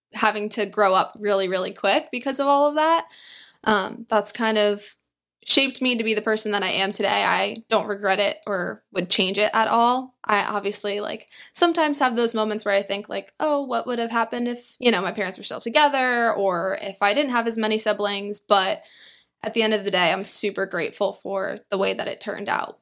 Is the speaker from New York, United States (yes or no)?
yes; New York, United States; also born or lived in Queens / Long Island; I am born and raised in New York